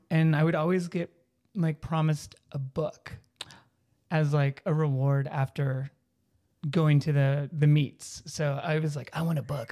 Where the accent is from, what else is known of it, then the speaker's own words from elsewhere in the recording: Texas, United States; moved away; growing up in Texas in the nineties